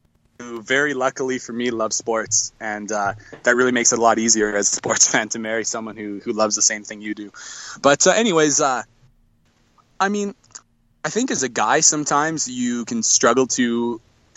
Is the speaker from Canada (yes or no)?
yes; northwestern Canada, Canada; I live in Canada. I'm a Canadian. I live in northwestern Canada